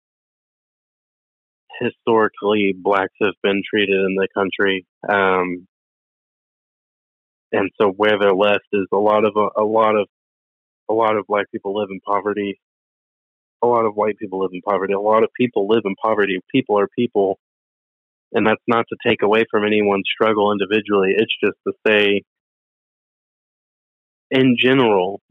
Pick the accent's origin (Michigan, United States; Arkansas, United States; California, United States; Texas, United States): California, United States; Pasadena; I grew up here in Pasadena, and I am the minority here in Pasadena